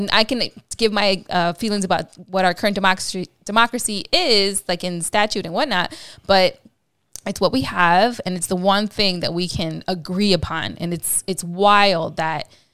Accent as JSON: {"language": "English", "region": "Midwest", "country": "United States", "said": "I'm actually from the Midwest, so I identify with all those Latinos that moved to the Midwest"}